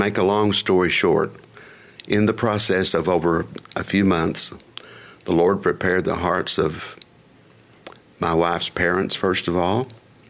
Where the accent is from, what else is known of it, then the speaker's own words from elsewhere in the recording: Plainview, Texas, United States; moved away as an adult; also born or lived in Amarillo, Texas; now in Houston, United States; I grew up in the Panhandle.